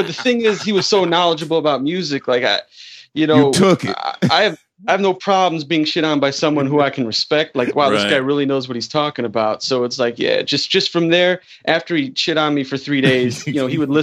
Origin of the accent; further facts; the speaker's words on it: Chicago, Illinois, United States; I'm from Chicago